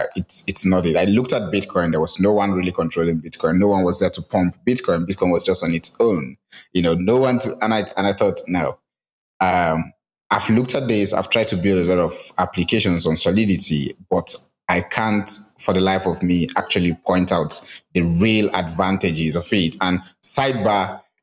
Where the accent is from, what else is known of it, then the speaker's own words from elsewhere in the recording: Nigeria; as a Nigerian